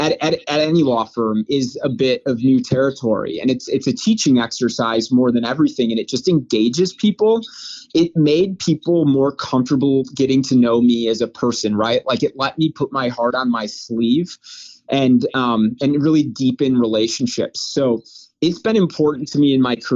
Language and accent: English; Wheaton, Illinois, United States; now in Chicago, United States; I'm from Wheaton, Illinois